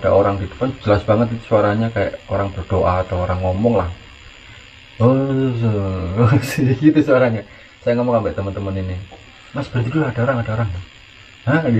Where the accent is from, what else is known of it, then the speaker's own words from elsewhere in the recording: Java, Indonesia; kalau kita orang Jawa ya